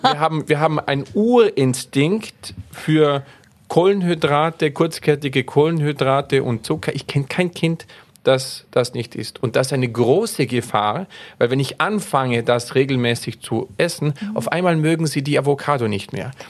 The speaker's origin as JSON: {"language": "German", "country": "Austria", "said": "bei uns in Österreich"}